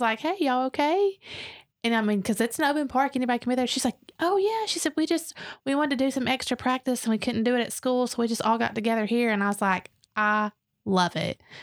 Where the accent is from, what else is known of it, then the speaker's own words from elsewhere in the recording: Dalton, Georgia, United States; moved away; now we come back and we're like, "This is great."